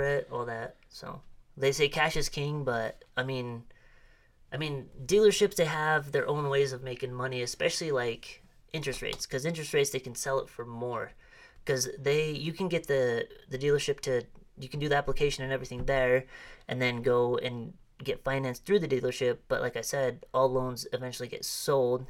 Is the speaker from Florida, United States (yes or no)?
no; Arimo, Idaho, United States; I grew up not too far from here